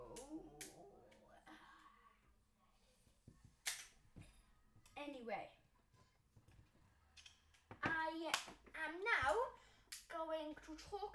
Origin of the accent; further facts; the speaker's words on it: Wales, United Kingdom; I'm from Wales.